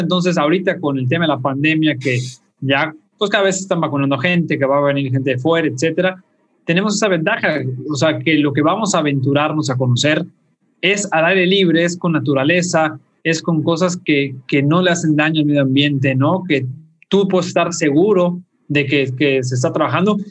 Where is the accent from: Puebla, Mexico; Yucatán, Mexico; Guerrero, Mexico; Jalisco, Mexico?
Yucatán, Mexico; los que somos yucatecos